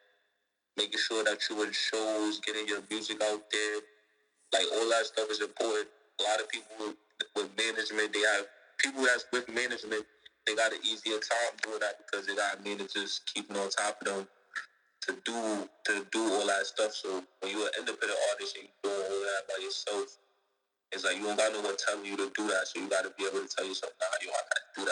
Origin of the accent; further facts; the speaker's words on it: New York City, New York, United States; also born or lived in Far Rockaway, Queens; I was born in Star Rock, but I grew up in Brooklyn